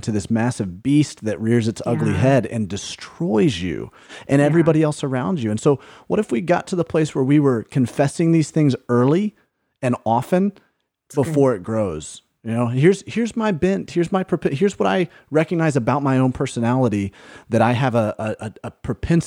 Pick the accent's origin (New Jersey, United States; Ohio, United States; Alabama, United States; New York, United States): Alabama, United States; Birmingham; I grew up in Birmingham, Alabama.